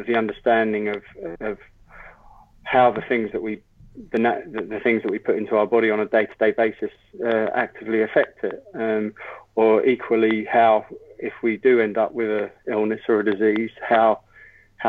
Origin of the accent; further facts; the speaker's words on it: London, United Kingdom; now in Ballina, Australia; So I grew up in London and had a pretty usual urban childhood in London